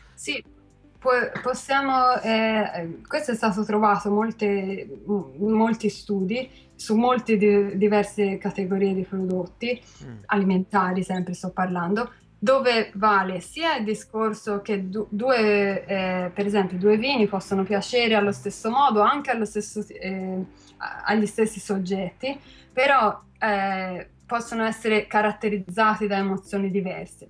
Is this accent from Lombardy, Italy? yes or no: no; Carmignano, Tuscany, Italy; sono, sono di Carmignano